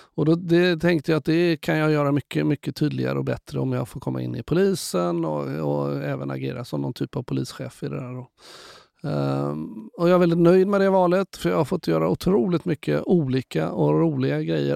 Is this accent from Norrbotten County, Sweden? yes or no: no; Gothenburg, Västra Götaland, Sweden; also born or lived in Karlstad / Skövde; 66 så flyttade mamma och pappa tillbaka till Göteborg. Så att då hamnade vi och jag i Kallebäck